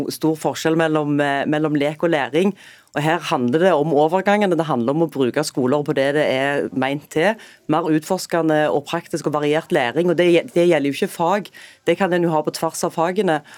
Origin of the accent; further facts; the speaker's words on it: Rogaland, Norway; Der har jeg et eksempel fra Jæren, der jeg kommer fra.